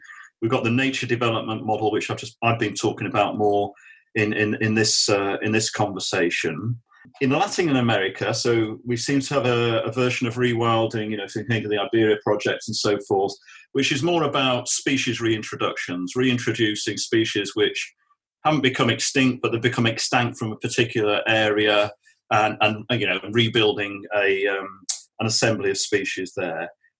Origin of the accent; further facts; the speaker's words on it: Namibia; we got conservancy models growing up in Namibia